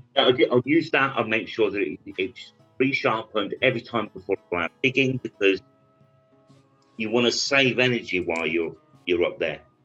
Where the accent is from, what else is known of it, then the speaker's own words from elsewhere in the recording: United Kingdom; I'm British